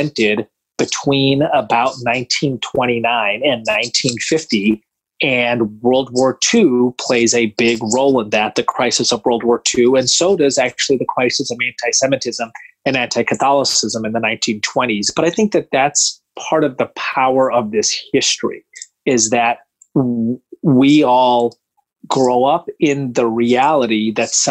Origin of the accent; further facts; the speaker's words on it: Mumbai, Maharashtra, India; now in United States; I was born in Mumbai